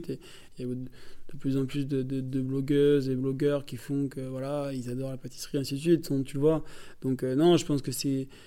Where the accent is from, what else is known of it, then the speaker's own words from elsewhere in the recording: Hauts-de-France, France; moi je suis du Nord, et puis moi, la pomme de terre, euh, la base, quoi.